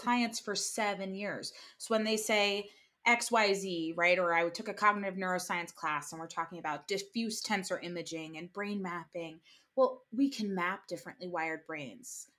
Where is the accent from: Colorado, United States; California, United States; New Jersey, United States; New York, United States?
New Jersey, United States; I'm from New Jersey